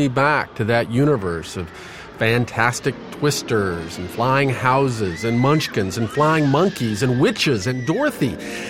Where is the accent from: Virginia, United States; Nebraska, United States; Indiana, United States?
Nebraska, United States; Every fall when I was growing up in Nebraska